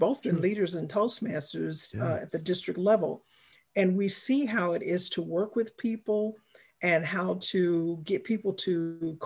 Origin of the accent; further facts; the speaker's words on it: Chicago, Illinois, United States; I am from Chicago